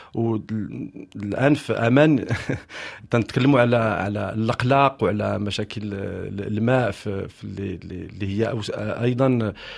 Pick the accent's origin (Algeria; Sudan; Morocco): Morocco; moved away as an adult; now in France; هاجرت من من بلادي المغرب